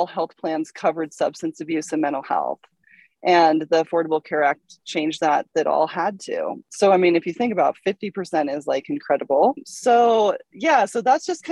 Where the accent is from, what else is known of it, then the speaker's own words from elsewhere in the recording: Salt Lake City, Utah, United States; moved away; I'm from Salt Lake City